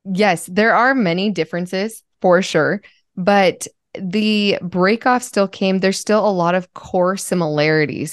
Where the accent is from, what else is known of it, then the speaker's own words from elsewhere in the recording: Utah, United States; I grew up in Utah